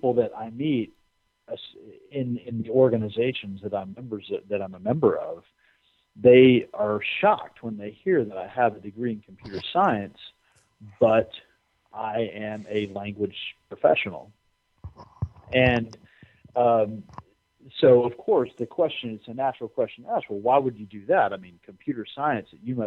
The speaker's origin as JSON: {"language": "English", "country": "United States", "said": "I'm an American"}